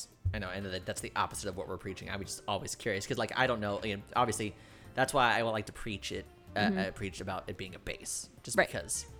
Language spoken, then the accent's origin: English; New York, United States; also born or lived in Davenport, Florida; I'm from New York, but I went to Davenport, and my school was in Lakeland, and it's a 45-minute drive.